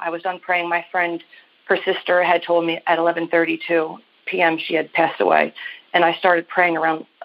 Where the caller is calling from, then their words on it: Maryland, United States; I am calling you from Maryland.